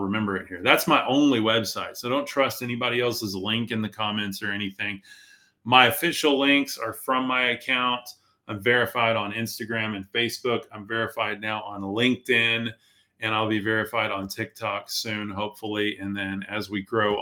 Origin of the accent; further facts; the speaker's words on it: Amarillo, Texas, United States; Amarillo is my hometown